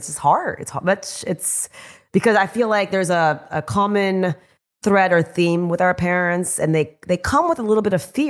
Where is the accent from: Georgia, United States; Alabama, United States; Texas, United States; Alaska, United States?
Texas, United States; Houston; Grew up predominantly in a white area. So did I. I grew up in Houston, but in near the NASA area. Typical Indian Guju household